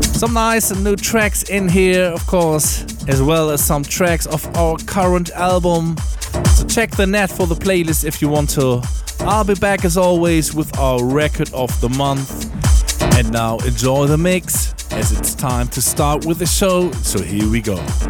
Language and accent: English; Hamburg, Germany; here in our hometown, Hamburg